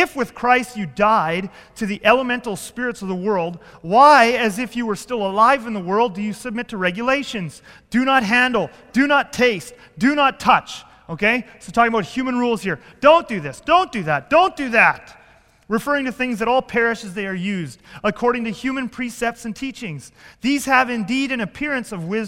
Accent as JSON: {"language": "English", "region": "Southern Ontario", "country": "Canada", "tie": "born or raised there", "said": "I grew up in Southern Ontario with this church plant"}